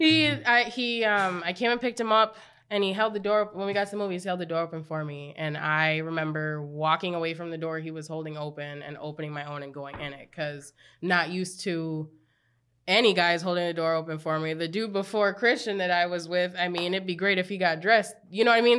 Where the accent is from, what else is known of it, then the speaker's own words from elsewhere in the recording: Apple Valley, Minnesota, United States; I grew up in Apple Valley, very white